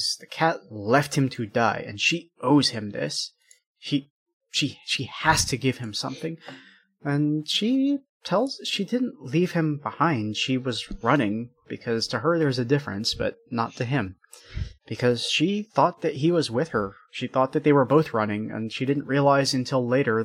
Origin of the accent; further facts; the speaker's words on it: United States; I'm American